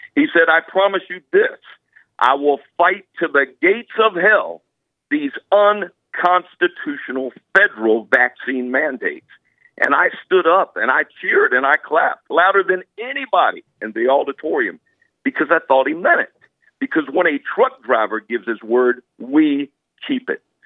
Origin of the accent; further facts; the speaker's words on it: Simpsonville, South Carolina, United States; I'm from Simpsonville, South Carolina